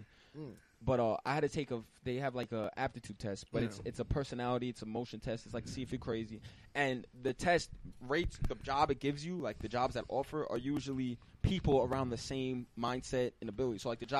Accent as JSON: {"language": "English", "region": "New York", "country": "United States", "said": "oh, from New York."}